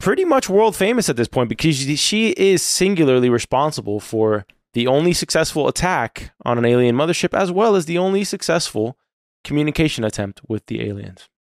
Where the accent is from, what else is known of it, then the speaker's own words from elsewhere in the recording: Florida, United States; having been born and raised in Florida.